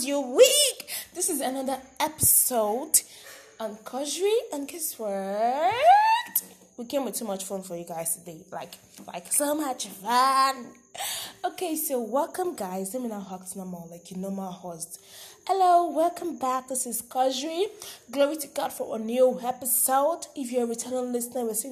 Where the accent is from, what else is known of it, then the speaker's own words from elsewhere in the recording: Nigeria; I am indeed a Nigerian